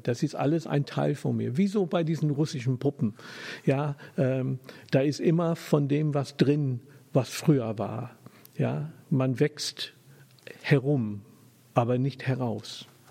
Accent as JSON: {"language": "German", "region": "England", "country": "United Kingdom", "tie": "born or raised there", "also_born_or_lived": "Germany", "second_language": "German", "moved": "as an adult", "lives_now": "Hamburg, Germany", "said": "ich bin geborener Engländer ja, ich bin nicht nur Brite, ich bin Engländer"}